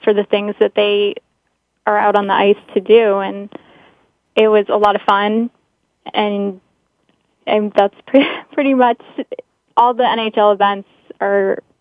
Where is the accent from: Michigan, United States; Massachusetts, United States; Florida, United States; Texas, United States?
Massachusetts, United States; Boston; I'm from Boston